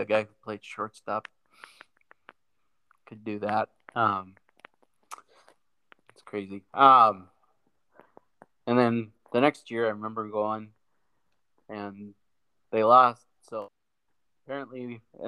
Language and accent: English; Bathgate, North Dakota, United States; now in Grand Forks, United States; I'm actually from farther north than that town. I'm sure you've never heard of, which is it's called Bathgate, North Dakota